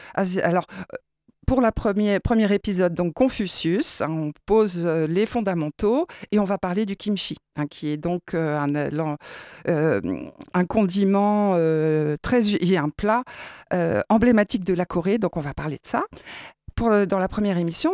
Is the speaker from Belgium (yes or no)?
no; France; nous, en tant que Français